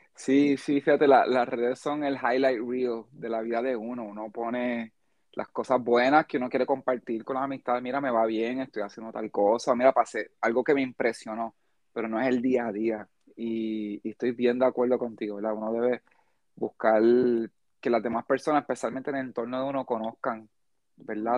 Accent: United States; now in Puerto Rico; yo me crié, gran parte de mi vida me crié en Estados Unidos.

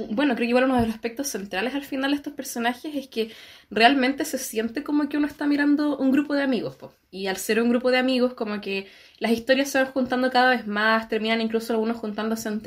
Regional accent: Chile; todos los que crecimos en Chile.

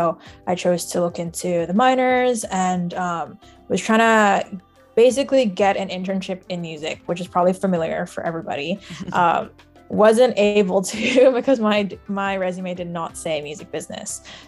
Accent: Singapore; also born or lived in Shanghai, China; I grew up in Singapore and Shanghai, and was kind of bouncing around with family around the globe.

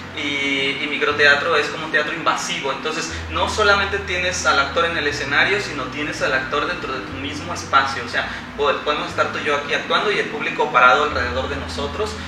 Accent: Veracruz, Mexico; soy veracruzano, 100% jarocho, orgullosamente jarocho

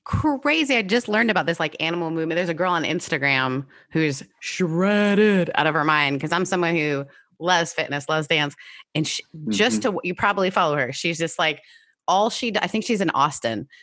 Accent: Canada; my mom took us to dance class because we're Canadian

